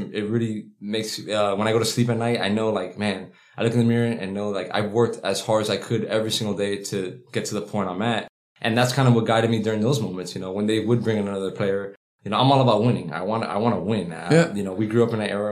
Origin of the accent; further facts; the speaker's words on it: Miami, Florida, United States; growing up in Miami, it's a fast pace